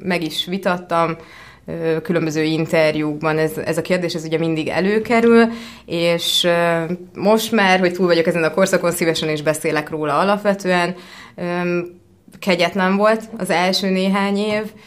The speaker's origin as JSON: {"language": "Hungarian", "country": "Hungary", "tie": "born or raised there", "also_born_or_lived": "California, United States", "said": "Kaliforniában születtem, az első pár évet ott töltöttem, de alapvetően, ö, európaiként szocializálódtam hat éves korom óta élek Magyarországon."}